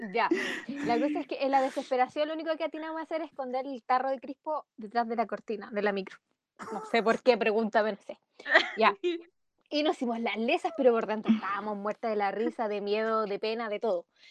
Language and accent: Spanish; Concepción, Biobío, Chile; vivía en Chillán y yo soy de Concepo.